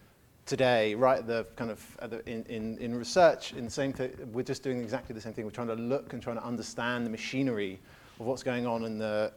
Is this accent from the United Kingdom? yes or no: yes; England, United Kingdom; I definitely see it as an Englishman